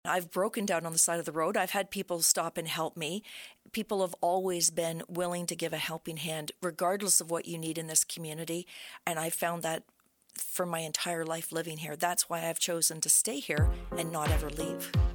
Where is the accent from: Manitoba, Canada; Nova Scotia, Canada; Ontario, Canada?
Ontario, Canada; Brockville; I was born in Brockville. I was raised in the area, and I've always loved Brockville.